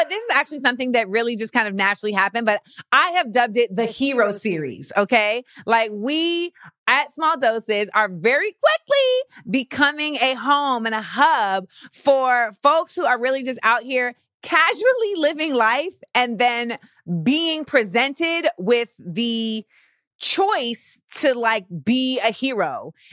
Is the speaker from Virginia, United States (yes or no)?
no; Florida, United States; I'm from Florida.